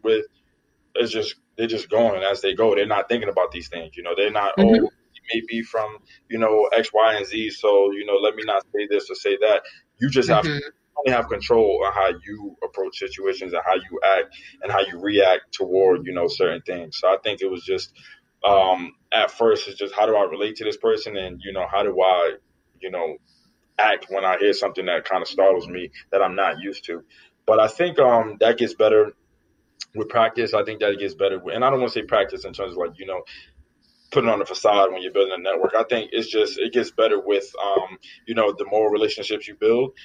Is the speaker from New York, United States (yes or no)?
yes; New York City, New York, United States; moved away as an adult; also born or lived in Selinsgrove, Pennsylvania; I come from the Bronx, New York